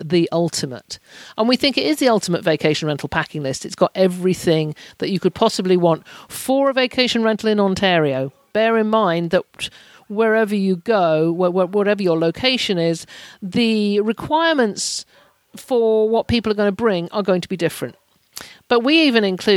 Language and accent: English; United Kingdom; as a Brit traveller